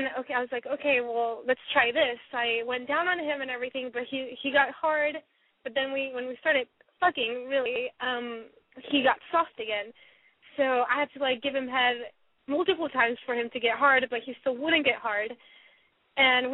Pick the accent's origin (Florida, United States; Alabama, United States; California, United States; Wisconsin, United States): California, United States; Sacramento; I'm from Sacramento